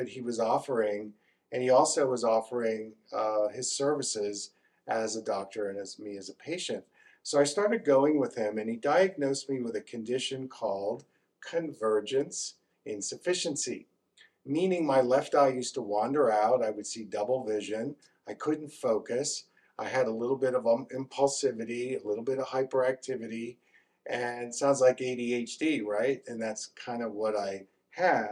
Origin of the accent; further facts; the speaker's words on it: Northeast, United States; moved away; I grew up in the Northeast